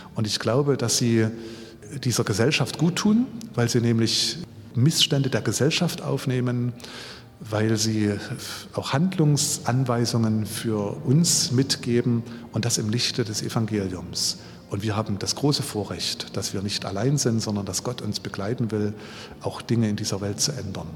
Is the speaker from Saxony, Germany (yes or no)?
yes; Ore Mountains, Saxony, Germany; moved away as an adult; now in Leipzig, Germany; Ich bin im Erzgebirge groß geworden